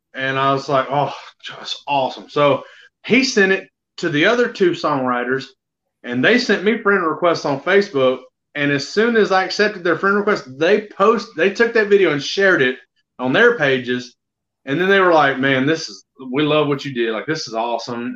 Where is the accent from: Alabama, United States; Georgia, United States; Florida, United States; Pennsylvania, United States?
Alabama, United States; born and raised in Alabama